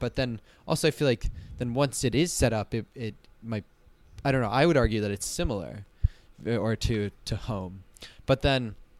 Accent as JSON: {"language": "English", "region": "Colorado", "country": "United States", "tie": "born or raised there", "said": "Like maybe one of them, maybe in the smaller town in growing up in the Vail Valley"}